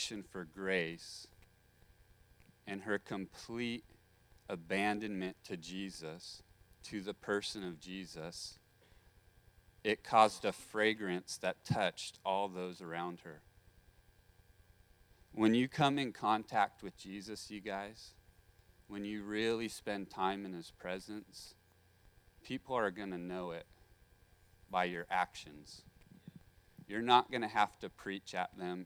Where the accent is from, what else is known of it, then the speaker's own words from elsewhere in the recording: Santa Maria, California, United States; I grew up in Santa Maria